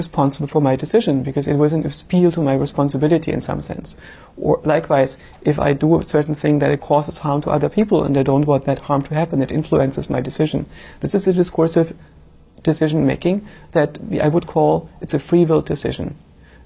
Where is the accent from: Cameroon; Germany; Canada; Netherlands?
Germany; eastern Germany; I grew up in Eastern Germany